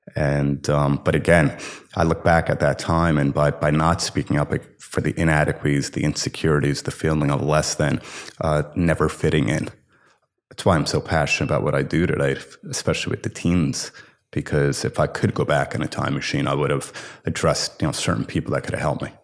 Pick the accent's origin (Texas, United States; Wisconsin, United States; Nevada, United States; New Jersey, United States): New Jersey, United States; Livingston; I grew up in Livingston, New Jersey